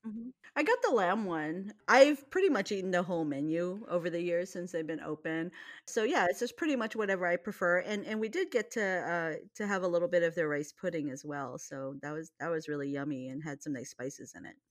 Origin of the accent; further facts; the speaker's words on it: Hawaii, United States; I grew up in Hawaii.